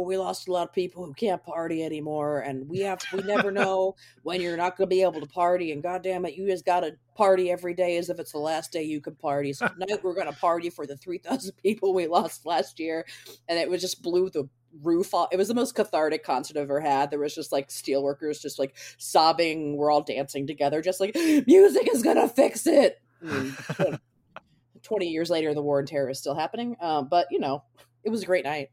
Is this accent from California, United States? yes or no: no; Baltimore, Maryland, United States; moved away; I'm from Baltimore originally